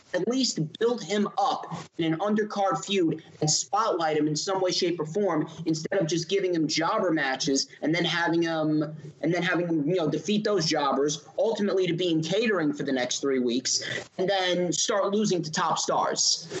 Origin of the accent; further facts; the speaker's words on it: East Coast, United States; we're from the East Coast